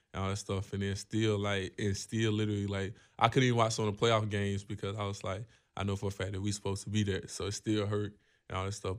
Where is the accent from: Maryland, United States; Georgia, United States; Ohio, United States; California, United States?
Georgia, United States; growing up in Georgia